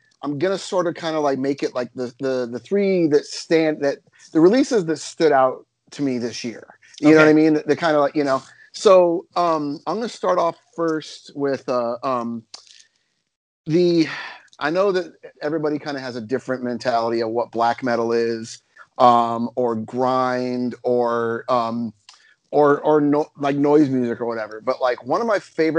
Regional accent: United States; growing up in the United States

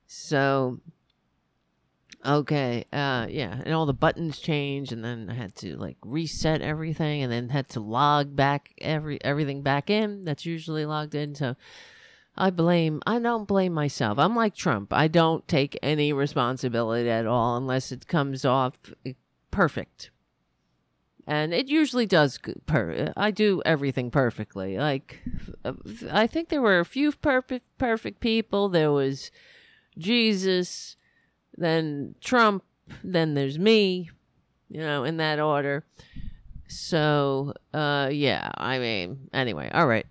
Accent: United States; It's very stressful being an American

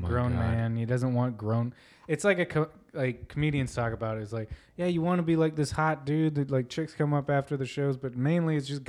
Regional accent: Lakewood, California, United States; born there; I was born in the Lakewood Hospital.

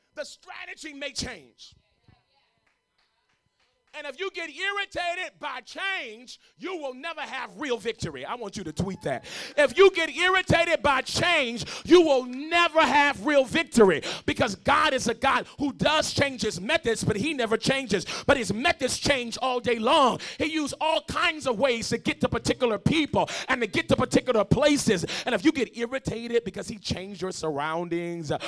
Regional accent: Los Angeles, California, United States; moved away as an adult; also born or lived in Tulsa, Oklahoma; I was raised in South L.A., Arlington and Jefferson in South L.A. I am from the hood

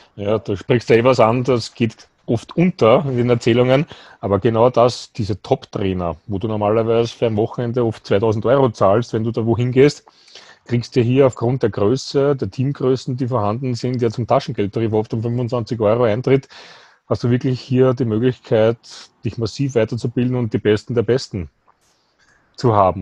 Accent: Austria; bei uns in Österreich

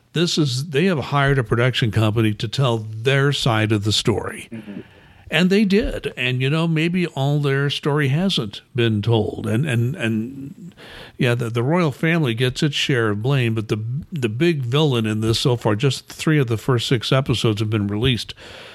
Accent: United States; as an American who's, you know, we swore off royalty in 1776, right?

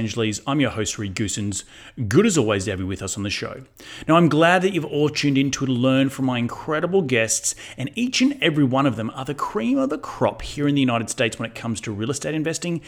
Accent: Australia; moved away; coming from Australia, where we don't actually have 1031s exchanges in Aussie

